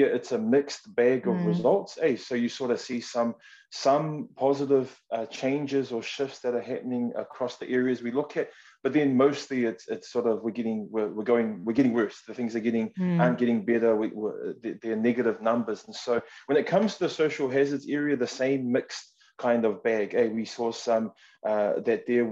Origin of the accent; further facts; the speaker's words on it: Auckland, New Zealand; also born or lived in Samoa; I was born in Samoa and raised in the most amazing part of the world, which is Mangere in South Auckland